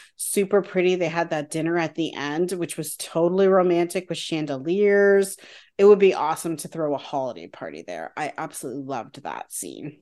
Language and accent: English; Canada; as a Canadian